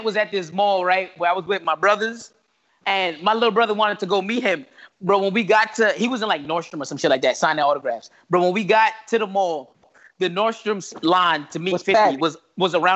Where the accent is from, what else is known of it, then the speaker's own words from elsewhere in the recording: New York, United States; as a kid growing up in New York.